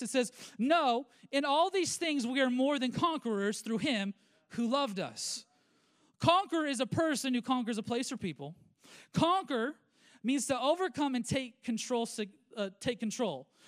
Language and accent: English; United States; I am a Christian and a believer before I'm an American